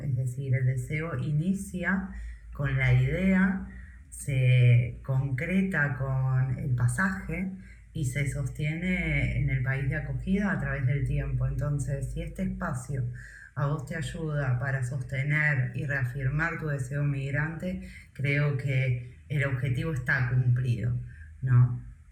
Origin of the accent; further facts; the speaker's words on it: Argentina; moved away as an adult; me fui llorando de Argentina